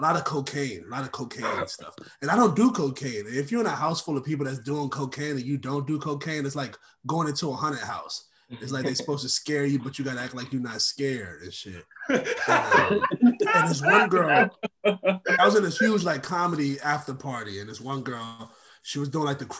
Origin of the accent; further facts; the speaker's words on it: Oakland, California, United States; I grew up in Oakland, California